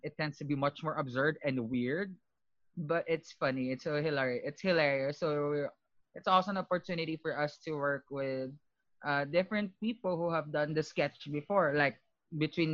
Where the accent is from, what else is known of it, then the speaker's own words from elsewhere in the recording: Philippines; moved away as an adult; now in New York City, United States; I'm originally from the Philippines, and I've been living here in New York City for 2 years now